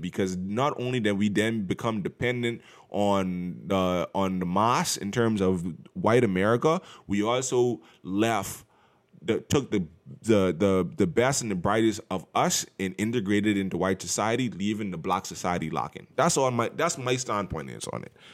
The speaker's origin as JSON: {"language": "English", "country": "Bahamas", "tie": "born or raised there", "moved": "yes", "lives_now": "United States", "said": "growing up in the Bahamas"}